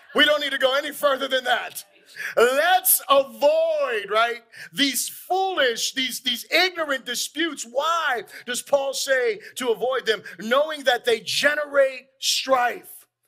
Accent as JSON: {"language": "English", "region": "Florida", "country": "United States", "said": "We're obviously from Florida"}